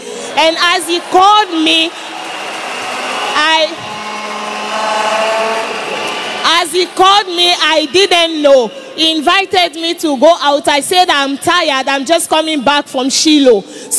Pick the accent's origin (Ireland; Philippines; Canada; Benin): Benin; Cotonou, Littoral; I am from Cotonou, Benin.